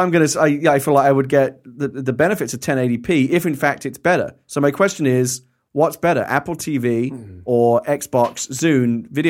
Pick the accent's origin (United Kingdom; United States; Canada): United Kingdom; London; from London, and my trivia about my hometown is that the Queen of England lives there.